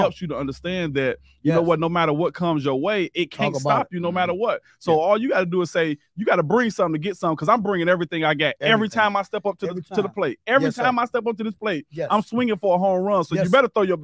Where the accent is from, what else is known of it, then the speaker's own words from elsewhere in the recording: Detroit, Michigan, United States; 313 Eastside.